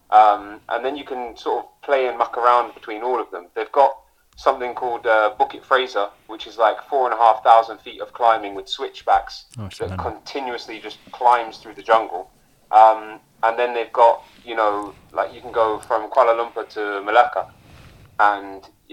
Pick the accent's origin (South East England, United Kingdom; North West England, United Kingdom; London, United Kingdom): South East England, United Kingdom; I grew up in the Chilterns